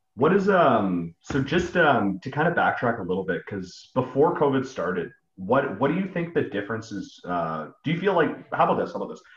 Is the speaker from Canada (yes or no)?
yes; Vancouver, British Columbia, Canada; we're we're actually from Vancouver. So we have um, we have a very general accent